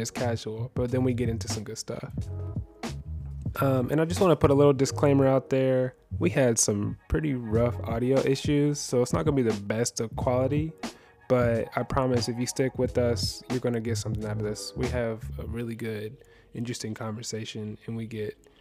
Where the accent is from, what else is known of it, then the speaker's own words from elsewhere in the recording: Central Ohio, United States; We grew up together skateboarding in Central Ohio